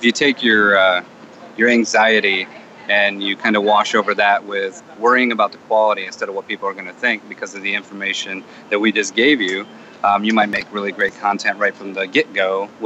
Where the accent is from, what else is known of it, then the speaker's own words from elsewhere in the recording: Flint, Michigan, United States; I'm from Flint, Michigan